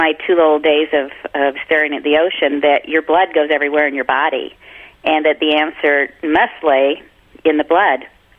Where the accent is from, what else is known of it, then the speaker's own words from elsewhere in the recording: Canada; Oh, I'm so Canadian.